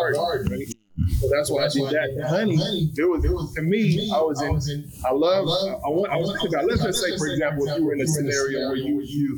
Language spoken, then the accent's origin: English; Chicago, Illinois, United States; now in Texas, United States; I'm originally from Chicago